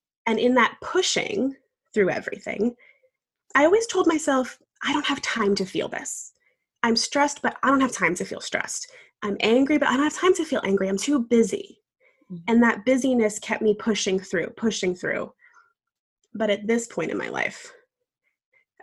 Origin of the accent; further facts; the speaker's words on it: New York, United States; now in Savannah, United States; I'm originally from New York, but now very happily living in Savannah, Georgia